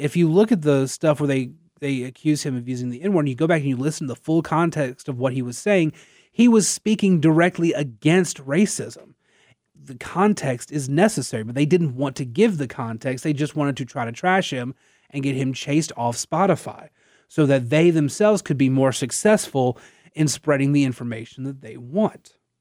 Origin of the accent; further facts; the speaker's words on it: Natchitoches, Louisiana, United States; I was born and raised in Natchitoches